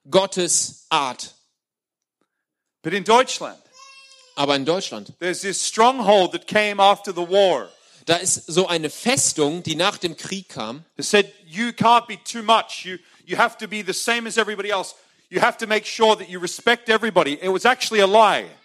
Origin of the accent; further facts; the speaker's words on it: Australia; German is a second language; moved away as an adult; now in Germany; ich bin Austra ich komme aus Australien.